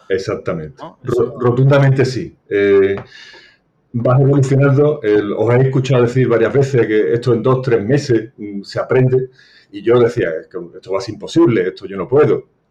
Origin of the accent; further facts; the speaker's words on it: Seville, Andalusia, Spain; soy de Sevilla